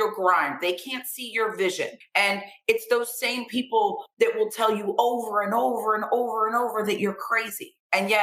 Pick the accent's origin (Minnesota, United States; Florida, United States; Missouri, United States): Florida, United States; Vero Beach; I grew up in Vero Beach, Florida, where football is like a way of life